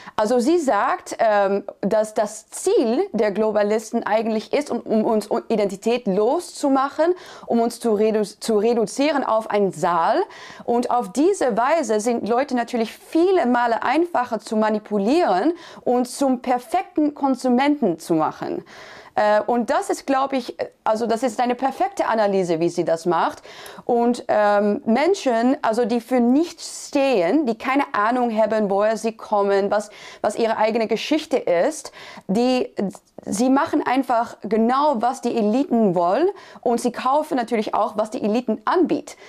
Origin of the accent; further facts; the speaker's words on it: Netherlands; ich bin Christin, ich bin Niederländerin